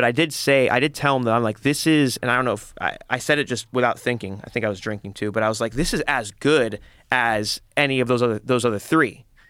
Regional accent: California, United States; Well, I grew up in the Valley, and so it definitely, there was like, there's neighborhoods and communities.

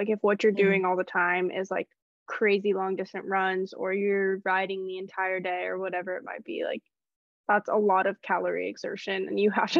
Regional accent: California, United States; I grew up in California

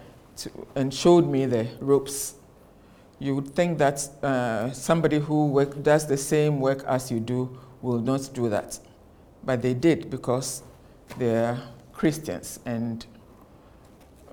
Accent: Ghana; I am from Ghana

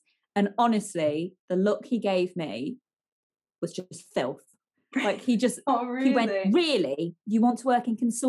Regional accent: East Midlands, United Kingdom; my hometown.

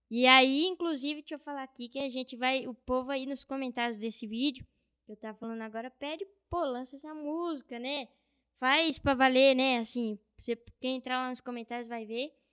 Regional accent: Bauru, São Paulo, Brazil; Nasci em Bauru. Moro lá desde quando eu nasci. Minha família toda é de lá, né?

